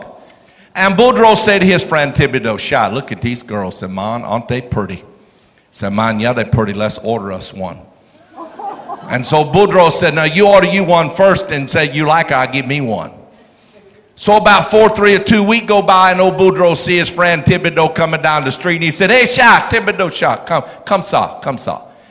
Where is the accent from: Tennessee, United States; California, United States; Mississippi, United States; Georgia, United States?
Georgia, United States; South; now in North Louisiana, United States; I was born and raised in South Georgia.